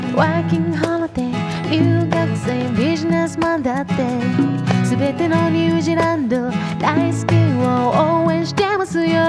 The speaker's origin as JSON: {"language": "Japanese", "country": "Japan", "tie": "born or raised there", "moved": "as an adult", "lives_now": "New Zealand", "said": "日本で生まれ育った僕"}